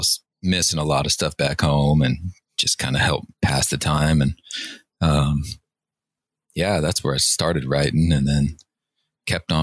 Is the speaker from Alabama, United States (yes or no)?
no; Northern California, United States; moved away as an adult; also born or lived in Seattle, Washington; Growing up in Northern California.